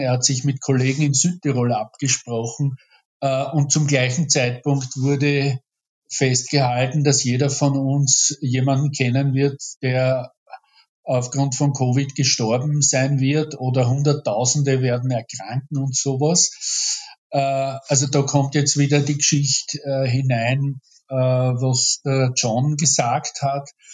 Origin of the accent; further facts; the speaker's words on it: Hornstein, Burgenland, Austria; also born or lived in Vienna; bin gebürtiger Hornsteiner